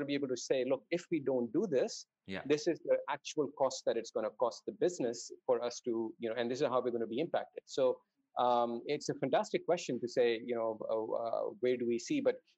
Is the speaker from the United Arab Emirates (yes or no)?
yes; Dubai, United Arab Emirates; also born or lived in Saudi Arabia; I grew up in the Middle East. So I grew up in Dubai and Saudi Arabia to a certain extent. I spent my first 8 years in Saudi